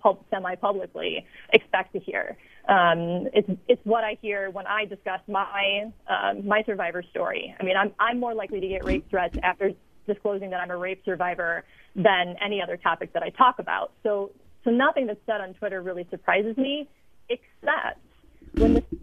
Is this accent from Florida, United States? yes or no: no; Chicago, Illinois, United States; moved away as an adult; my hometown media, and I listened to a lot of sports radio when I lived there